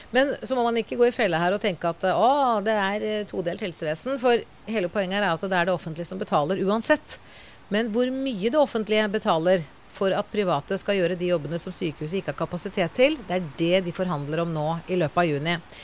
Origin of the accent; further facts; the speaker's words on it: Norway; vi er nordmenn som bor i Norge